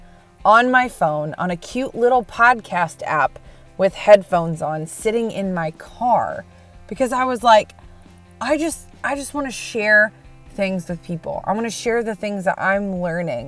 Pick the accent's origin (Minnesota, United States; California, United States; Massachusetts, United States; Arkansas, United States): Minnesota, United States; also born or lived in Wisconsin; now in Nashville, United States; I was born in Wisconsin, raised in Minnesota. Now I'm in Nashville, Tennessee